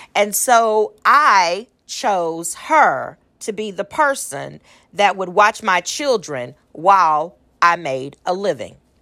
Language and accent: English; Austin, Texas, United States; I'm from Austin, Texas